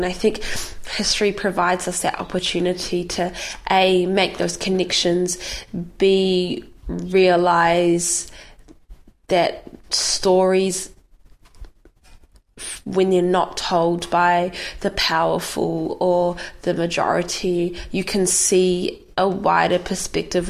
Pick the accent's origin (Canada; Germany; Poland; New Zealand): New Zealand; growing up in New Zealand